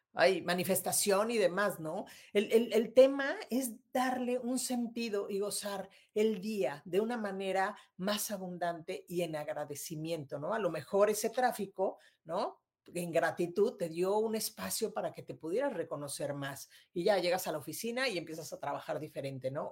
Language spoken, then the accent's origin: Spanish; Mexico City, Mexico; moved away as an adult; now in Monterrey, Mexico; yo soy de Ciudad de México y me vine a vivir aquí a Monterrey hace ya unos años